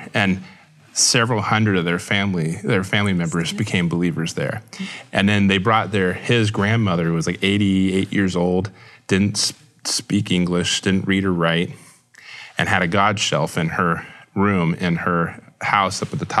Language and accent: English; Houston, Texas, United States; Growing up in Houston, we had a woman and her husband and family move out from California to Houston